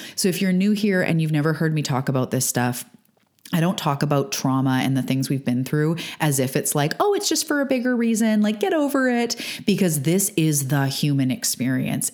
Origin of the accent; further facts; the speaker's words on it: Canada; also born or lived in Vancouver Island, British Columbia; I'm a Canadian living on Vancouver Island on the west coast of Canada